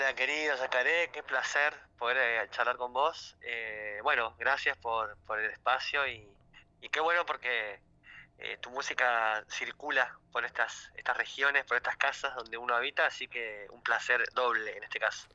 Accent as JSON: {"language": "Spanish", "region": "Tierra del Fuego", "country": "Argentina", "said": "yo vengo de Tierra del Fuego"}